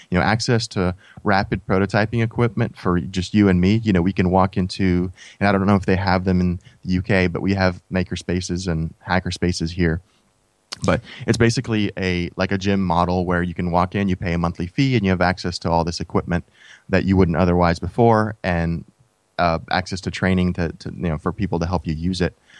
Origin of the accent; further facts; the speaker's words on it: United States; when we were growing up in the States